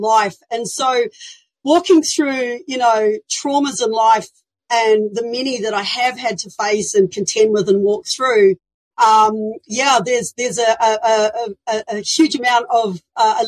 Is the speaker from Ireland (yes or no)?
no; New Zealand; moved away as an adult; now in Australia; I was born in New Zealand